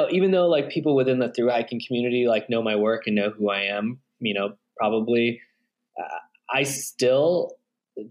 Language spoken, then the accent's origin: English; Redding, California, United States; now in Bend, United States; I'm originally from Northern California, a really crappy town called Redding